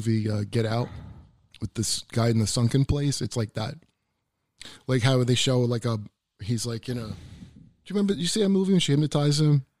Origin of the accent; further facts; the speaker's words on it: New Jersey, United States; moved away as an adult; also born or lived in Philadelphia / New York; lived down south a little bit too, in Statesville, North Carolina. But mostly Jersey. Like, I went to high school in New Jersey.